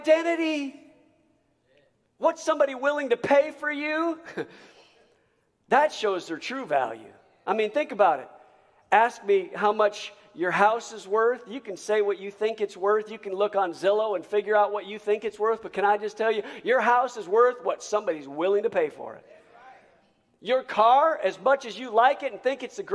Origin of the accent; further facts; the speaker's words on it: United States; as an American